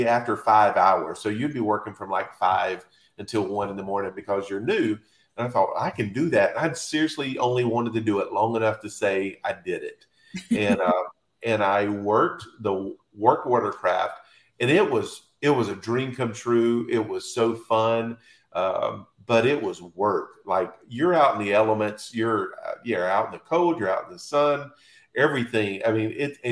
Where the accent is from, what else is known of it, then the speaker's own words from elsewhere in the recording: Eastern North Carolina, United States; moved away as an adult; also born or lived in Nashville / Tampa; now in Orlando, United States; I grew up in Eastern North Carolina.